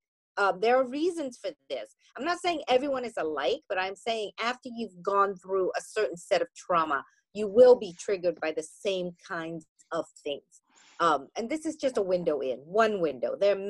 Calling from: New York, United States; I am speaking from New York, and we are actually having a delightful afternoon.

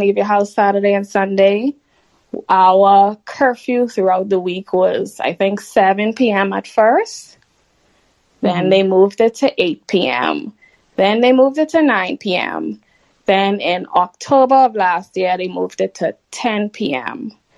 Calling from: Bahamas; Sorry, I'm calling in from the Bahamas.

